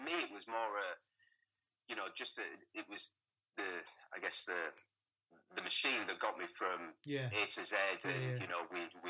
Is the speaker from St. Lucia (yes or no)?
no; Hull, Yorkshire and the Humber, United Kingdom; also born or lived in Selby; I grew up in Hull.